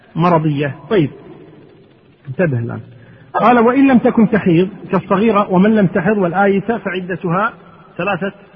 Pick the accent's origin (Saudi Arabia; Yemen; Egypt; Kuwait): Kuwait; عندنا في الكويت هنا